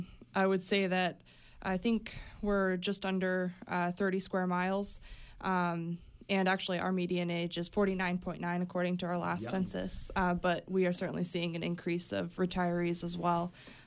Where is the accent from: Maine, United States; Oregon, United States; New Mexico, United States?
Maine, United States; Smyrna; In Smyrna, uh-huh. In Arista County.